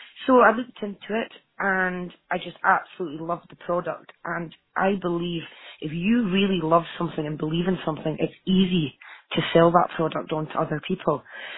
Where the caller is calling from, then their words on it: Scotland, United Kingdom; Oh, sorry, Aberdeenshire.